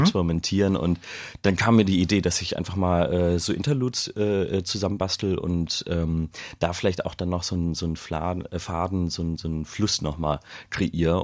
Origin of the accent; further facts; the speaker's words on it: Hamburg, Germany; ich den in Hamburg geschrieben habe, in meiner Heimatstadt